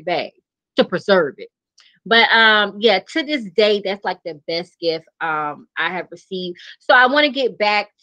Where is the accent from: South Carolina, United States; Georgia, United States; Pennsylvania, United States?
Georgia, United States; Savannah; moved away as an adult; also born or lived in Atlanta, Georgia; I move back to my hometown, Savannah